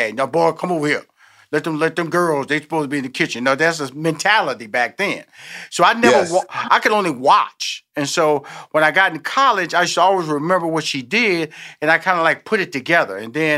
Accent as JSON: {"language": "English", "town": "Houston", "region": "Texas", "country": "United States", "tie": "born there", "lives_now": "Atlanta, United States", "said": "I'm born in Houston, Texas. Right okay. now, my headquarters is in Atlanta, Georgia. I come from a big family"}